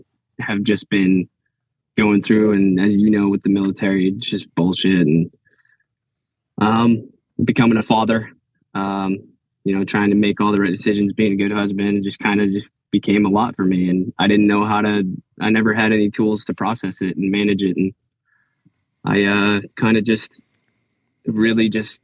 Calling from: Fort Polk, Louisiana, United States; Fort Polk, Louisiana.

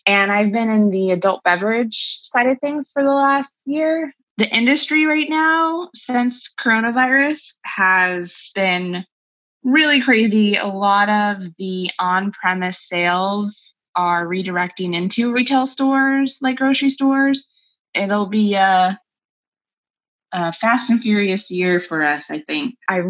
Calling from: Austin, Texas, United States; I'm reporting from Austin, Texas.

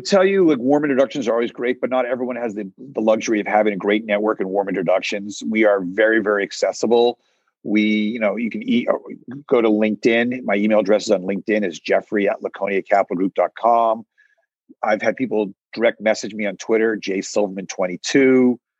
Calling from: New York City, New York, United States; I am in New York City, and I'm actually in my office.

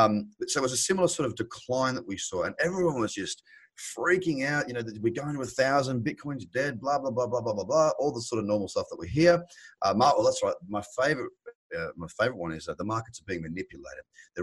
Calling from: Sydney, New South Wales, Australia; Sydney, which is covered in this crazy, wild grey fog at the moment.

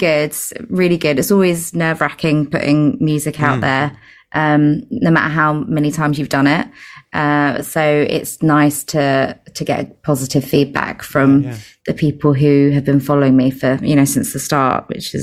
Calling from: Brighton, South East England, United Kingdom; So I'm calling from East Sussex at the moment.

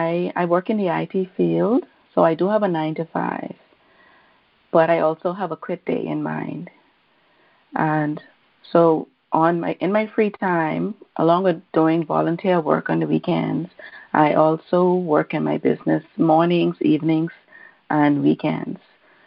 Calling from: Bahamas; I am calling in from the Bahamas.

